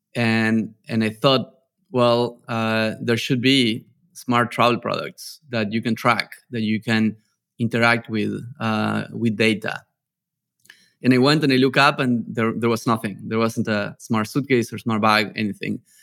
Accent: a small town in the north of Argentina, northern Argentina, Argentina; English is a second language; moved away as an adult; also born or lived in Barcelona, Spain / New York, United States; I'm from a small town in the north of Argentina

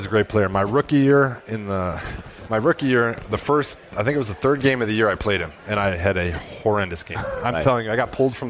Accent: Wisconsin, United States; moved away as an adult; I grew up in Wisconsin.

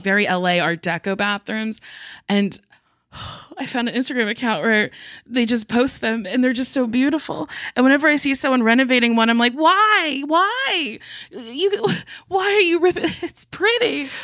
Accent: New Jersey, United States; I'm from Jersey

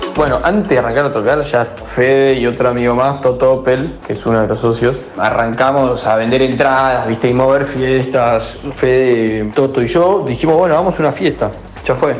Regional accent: Buenos Aires, Argentina; also born or lived in Pilar; nací en Buenos Aires

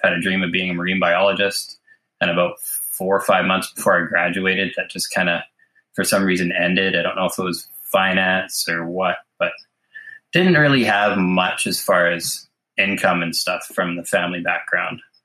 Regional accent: Mission, British Columbia, Canada; I was born in Mission, British Columbia, and grew up here

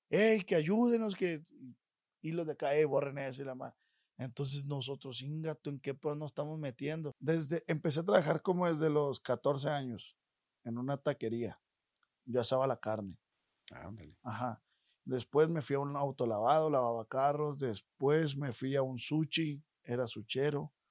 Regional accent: Culiacán, Sinaloa, Mexico; De Culiacán, Sinaloa.

